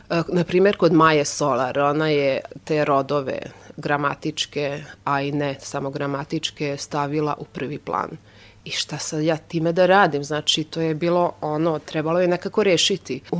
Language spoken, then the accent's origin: Croatian; Novi Sad, Vojvodina, Serbia; first language Hungarian; Croatian is a second language; lakše da prevodim na mađarski, naravno, pošto mađarski znam mnogo bolje, iako sam odrasla tu u Novom Sadu, pa govorim solidno i srpski jezik